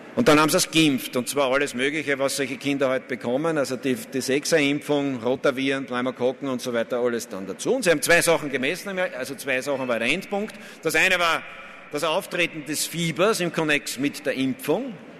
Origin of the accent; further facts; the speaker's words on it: Vienna, Austria; als Wiener